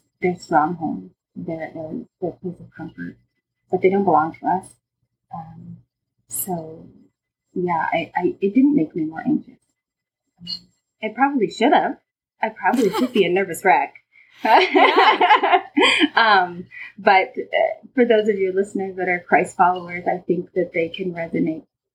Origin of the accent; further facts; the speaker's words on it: Lincoln and Omaha, Nebraska, United States; I grew up in Lincoln and Omaha